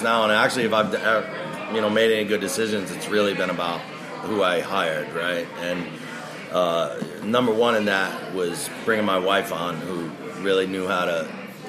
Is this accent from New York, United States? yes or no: yes; New York, United States; moved away; I was born in New York and I have friends here